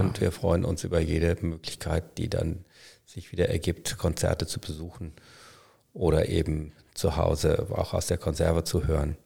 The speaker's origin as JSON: {"language": "German", "town": "Münster", "region": "North Rhine-Westphalia", "country": "Germany", "said": "ich komme aus Münster"}